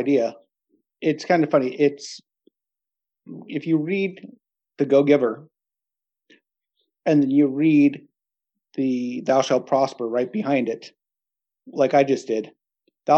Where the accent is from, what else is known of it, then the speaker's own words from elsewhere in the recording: California, United States; moved away as an adult; now in Norway; where I grew up in California